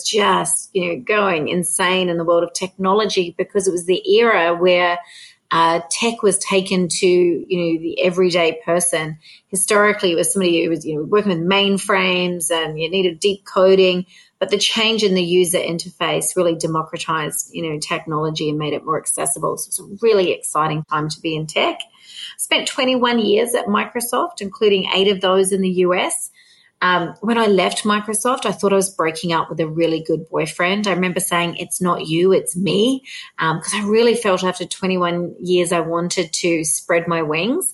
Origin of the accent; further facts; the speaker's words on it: New Zealand; now in Australia; I'm a Kiwi by birth